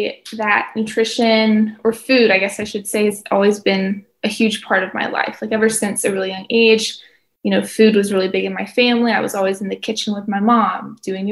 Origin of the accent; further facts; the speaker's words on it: Tennessee, United States; also born or lived in Florida; now in Gainesville, United States; I have been in Florida for a while now, but I am originally from Tennessee